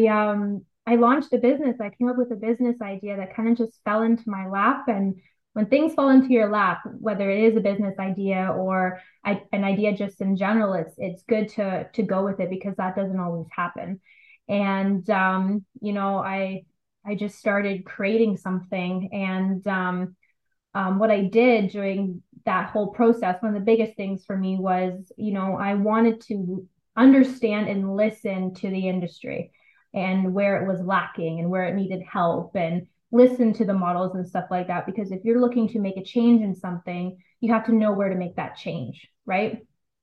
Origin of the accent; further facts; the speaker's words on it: London, Ontario, Canada; now in Toronto, Canada; It all started actually in London, Ontario. I was born and raised in London. I'm in Toronto now.